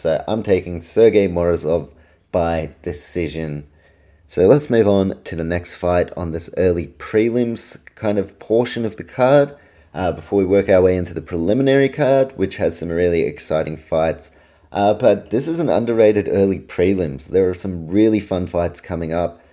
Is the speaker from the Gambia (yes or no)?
no; Auckland, New Zealand; also born or lived in Australia; my hometown of Auckland, New Zealand